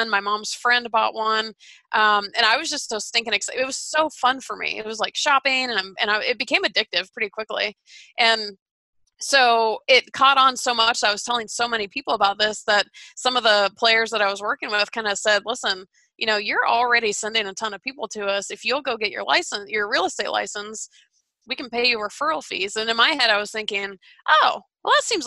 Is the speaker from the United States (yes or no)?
yes; Atlanta, Georgia, United States; moved away; I'm from Atlanta.